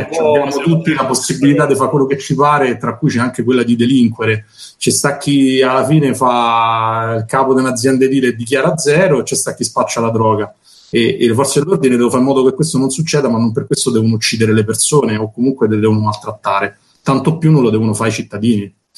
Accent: Rome, Lazio, Italy; io sono cresciuto a Torbella Monaca

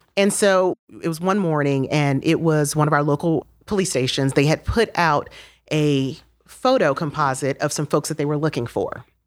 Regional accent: Miami, Florida, United States; moved away as an adult; now in Knoxville, United States; I'm from Miami, so my free internship in Miami worked out 'cause I was still at my parents' house

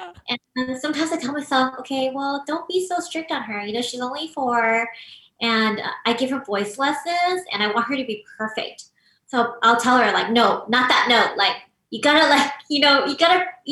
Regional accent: Los Angeles, California, United States; I'm actually born and raised here

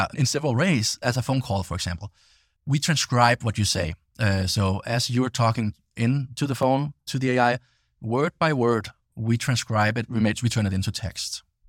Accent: Denmark; English is a second language; and I'm from Denmark myself originally, so you know, hence the funny accent.

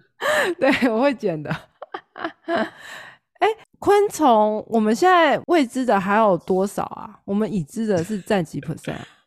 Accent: Taiwan; 我们台湾

